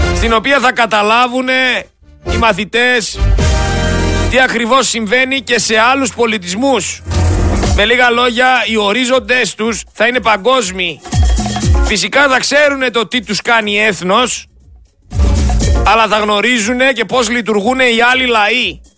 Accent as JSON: {"language": "Greek", "country": "Greece", "said": "Έλληνε, είμαστε περήφανοι"}